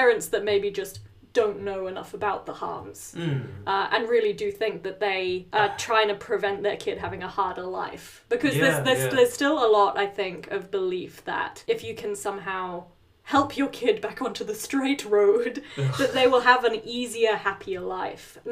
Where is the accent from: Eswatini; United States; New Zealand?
New Zealand; moved away; we are originally from New Zealand.